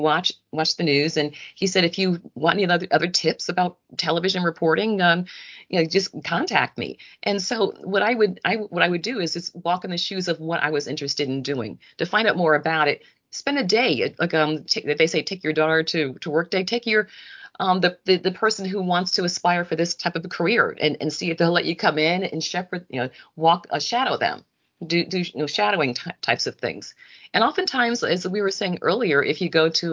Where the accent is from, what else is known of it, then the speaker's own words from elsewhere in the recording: Bridgeport, Connecticut, United States; I'm from Bridgeport, Connecticut